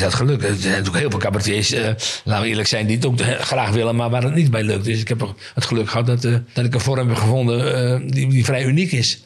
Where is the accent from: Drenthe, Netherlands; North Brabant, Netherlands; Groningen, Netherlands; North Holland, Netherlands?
Groningen, Netherlands; Veendam; now in Groningen, Netherlands; ik heb daar een hele mooie jeugd gehad in, in een klein dorpje